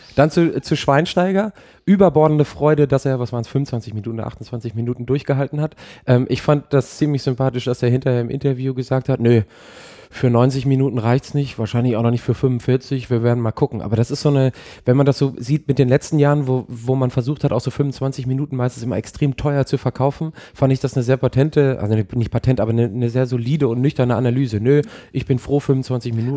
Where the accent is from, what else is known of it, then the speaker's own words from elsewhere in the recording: Ruhr area, North Rhine-Westphalia, Germany; Ich komme ja auch aus dem Ruhrgebiet, ja. wohne direkt in der Mitte zwischen Dortmund und Schalke